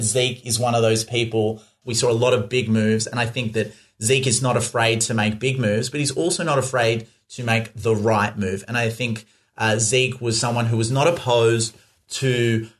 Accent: Perth, Western Australia, Australia; accent: Australian; I'm from Perth in Western Australia on the west side

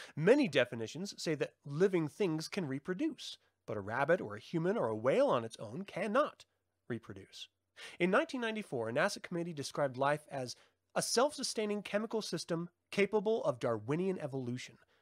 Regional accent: United States; I'm American.

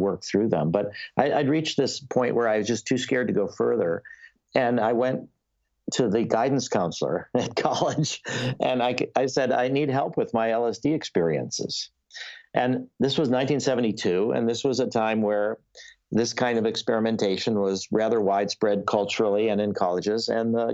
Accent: Skokie, Illinois, United States; growing up in Skokie, where everybody is Jewish

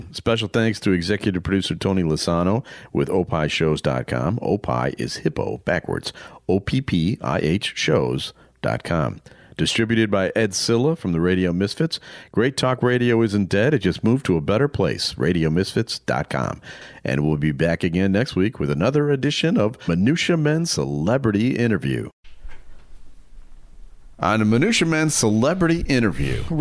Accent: England, United Kingdom; I am from England.

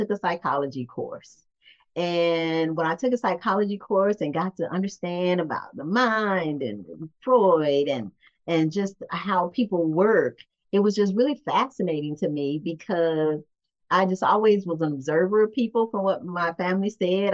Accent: Gary, Indiana, United States; I'm from Gary, Indiana, and I was raised in Gary, Indiana

